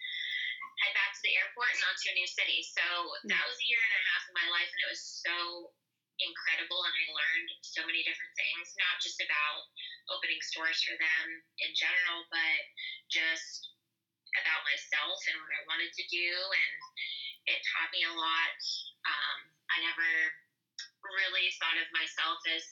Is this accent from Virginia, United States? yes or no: no; Pittsburgh, Pennsylvania, United States; moved away as an adult; now in Louisville, United States; I grew up in Pittsburgh, Pennsylvania, in a small town like right outside of the city. That's where I spent my childhood, and I moved to Louisville in 2008